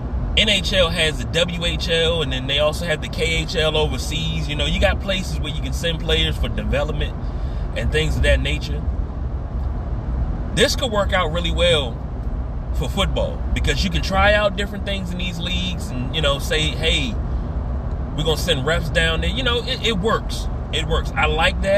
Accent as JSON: {"language": "English", "town": "Washington", "region": "District of Columbia", "country": "United States", "tie": "born or raised there", "also_born_or_lived": "Fredericksburg, Virginia", "moved": "yes", "said": "where I grew up at, off of South Dakota Avenue and Northeast DC to Riggs Road"}